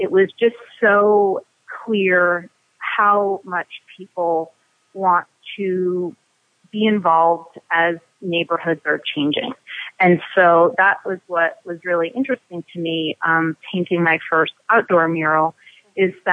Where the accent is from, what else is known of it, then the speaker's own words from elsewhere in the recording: Los Angeles, California, United States; also born or lived in Cambridge, Massachusetts; now in Easthampton, United States; growing up in Los Angeles